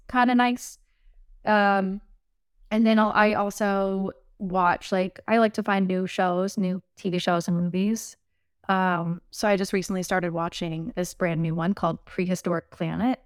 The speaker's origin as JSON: {"language": "English", "region": "the South", "country": "United States", "lives_now": "Nashville, United States", "said": "I'm from the South, so it's, like, it's in my blood"}